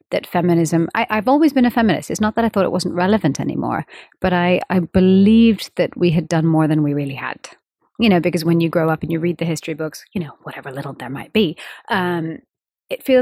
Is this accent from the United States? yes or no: no; India; And of course, I'm an Indian female musician. So this was something I was speaking about around the world.